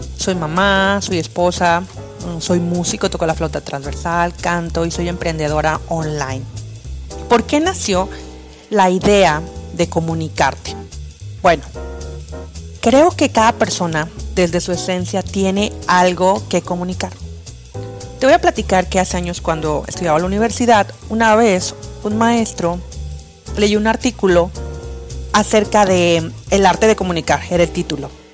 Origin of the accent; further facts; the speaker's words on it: Mexico; also born or lived in Playa Miramar, Tamaulipas; yo soy mexicana, eh, vivo cerca de una playita hermosa que se llama Playa Miramar.